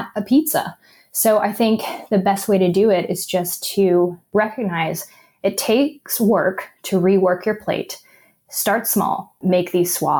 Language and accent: English; Arkansas, United States; now in California, United States; growing up in the South